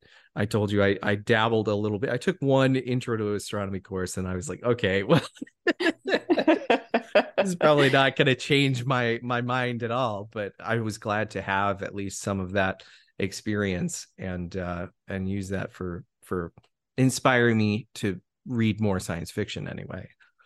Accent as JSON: {"language": "English", "region": "Colorado", "country": "United States", "tie": "born or raised there", "said": "So I grew up in Colorado. That was where I spent most of my childhood, you know, and I grew up in a community that at the time was growing"}